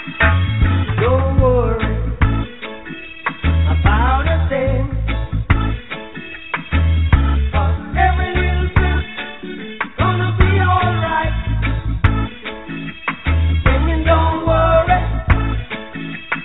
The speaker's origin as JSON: {"language": "English", "region": "Tennessee", "country": "United States", "tie": "born or raised there", "said": "I was raised in Tennessee"}